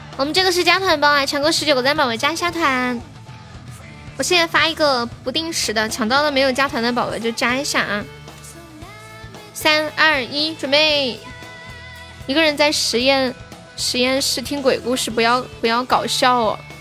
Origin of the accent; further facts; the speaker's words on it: Nanchong, Sichuan, China; accent: Nanchong Sichuanese; 我是南充的四川话